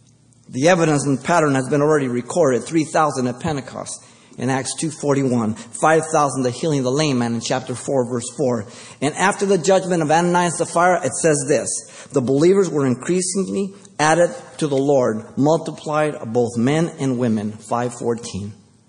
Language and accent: English; Mexico City, Mexico; now in United States; I came from Mexico City, and in three, four more generations, if you compare my generations to the one who came in first generation, there's a big difference.